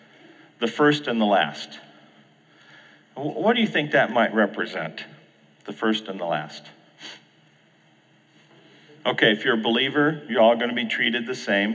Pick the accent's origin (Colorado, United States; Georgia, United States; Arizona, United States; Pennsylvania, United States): Arizona, United States; Phoenix; I grew up in the Phoenix area